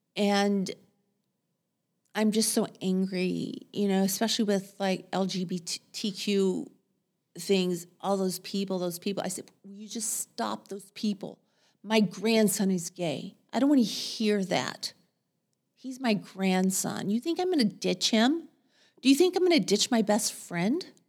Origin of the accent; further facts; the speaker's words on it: Texas, United States; moved away as an adult; also born or lived in Seattle, United States; now in Portland, United States; I'm a Texan